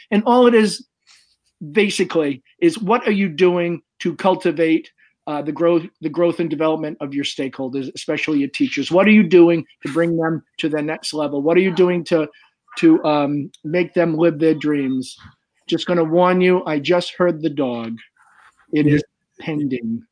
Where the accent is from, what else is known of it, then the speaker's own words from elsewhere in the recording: Swansea, Massachusetts, United States; I'm from Swansea, Massachusetts